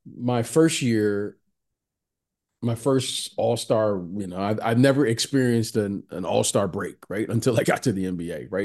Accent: Detroit, Michigan, United States; I'm a kid who grew up in the, in, in Detroit

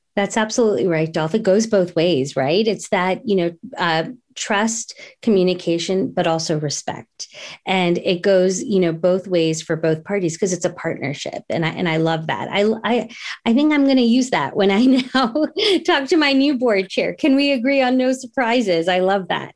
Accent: New Jersey, United States; growing up in New Jersey, they sent me to, um, an Indian, uh, dance teacher

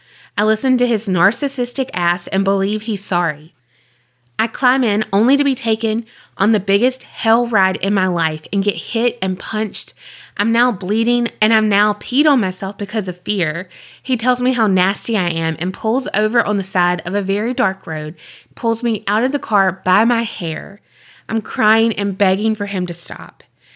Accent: Indiana, United States; now in Florida, United States; The man I was married to changed when he moved me from my home state of Indiana to Florida.

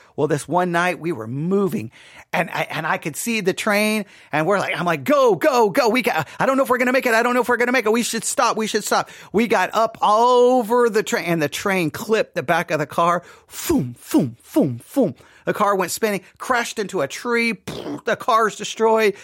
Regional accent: Buffalo Gap, Texas, United States; growing up in Buffalo Gap

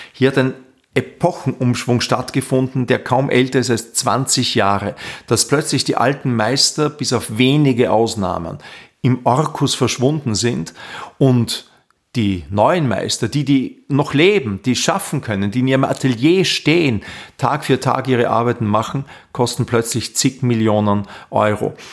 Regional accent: Linz, Upper Austria, Austria; born or raised there; moved away as an adult; now in Vienna, Austria

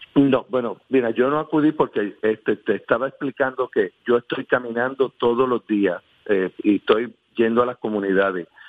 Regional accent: Humacao, Puerto Rico; a mi pueblo, a la gente de Humacao

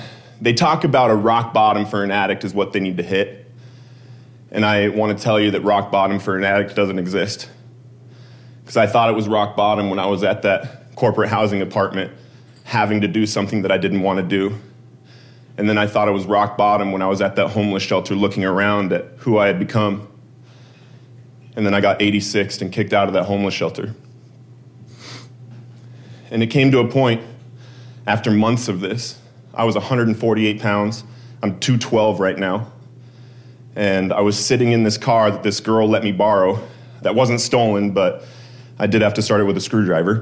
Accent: Colorado, United States; my home state of Colorado

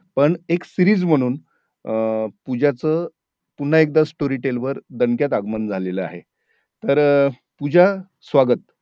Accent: Marathwada, Maharashtra, India; मी स्वतःही मराठवाड्यातला आहे

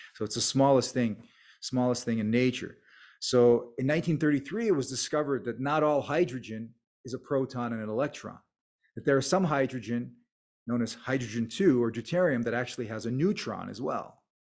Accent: United States; an immigrant family growing up in America

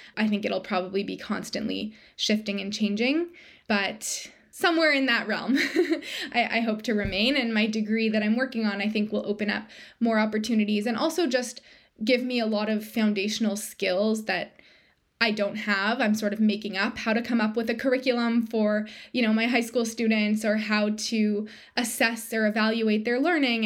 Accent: Toronto, Ontario, Canada; moved away as an adult; now in Hamilton, Canada; we're both from Toronto, but we moved to Hamilton, which is a smaller city about an hour outside of Toronto

